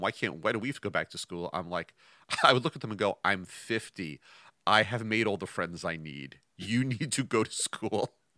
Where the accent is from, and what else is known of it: Westchester, New York, United States; born or raised there